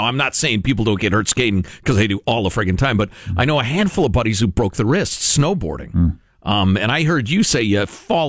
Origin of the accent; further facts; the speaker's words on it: Midwest, United States; Growing up in the Midwest where it snows a lot, in the 70s, when diets were not very good in a lot of ways